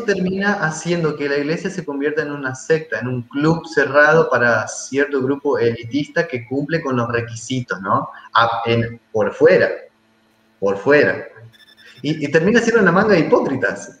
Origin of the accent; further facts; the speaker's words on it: Santa Fe, Argentina; moved away as an adult; also born or lived in Paraguay; now in Gualeguaychú, Argentina; yo soy de Santa Fe, soy argentino